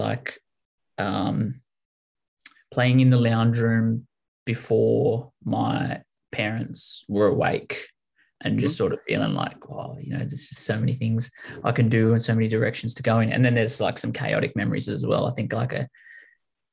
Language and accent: English; Wollongong, New South Wales, Australia; also born or lived in Albion Park / Kanahooka / Dapto / Oak Flats; I was born in Wollongong